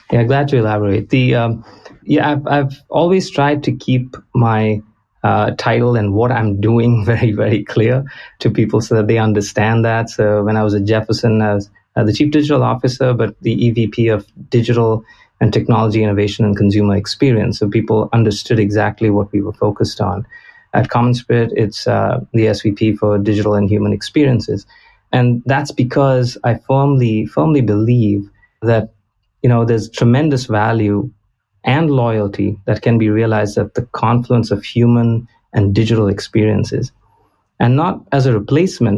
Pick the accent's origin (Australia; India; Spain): India; Goa; moved away as an adult; now in United States; I'm originally from Goa in India